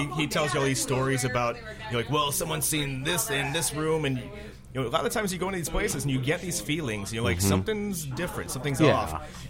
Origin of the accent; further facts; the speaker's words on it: St. Paul, Minnesota, United States; I was in a house. It's a being converted to a bed and breakfast in St. Paul, Minnesota. My hometown.